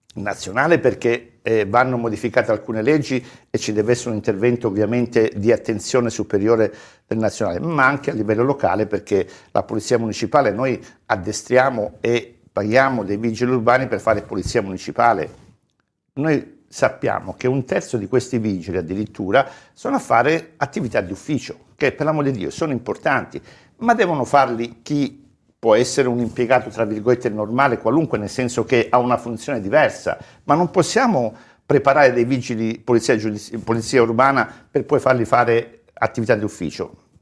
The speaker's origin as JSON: {"language": "Italian", "region": "Calabria", "country": "Italy", "tie": "born or raised there", "moved": "yes", "lives_now": "Florence, Italy", "said": "io sono nato in Calabria, vivo a Firenze da una vita, ormai mi sento è la mia città"}